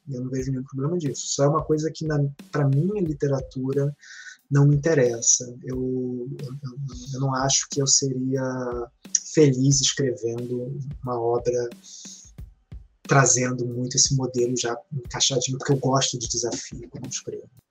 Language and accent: Portuguese; Rio de Janeiro, Brazil; Eu sou da zona oeste do Rio de Janeiro, que é uma área meio de mato.